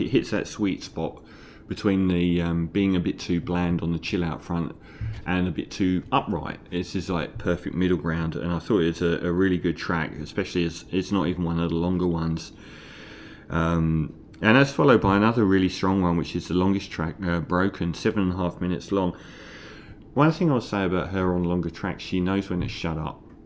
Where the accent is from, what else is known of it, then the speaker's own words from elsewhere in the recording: London, United Kingdom; moved away; also born or lived in Islington, London; I'm from East Ham